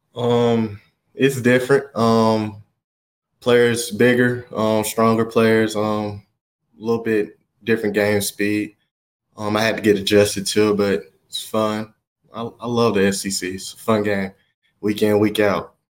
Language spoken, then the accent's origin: English; Alabama, United States; moved away; also born or lived in Oregon; I'm from Alabama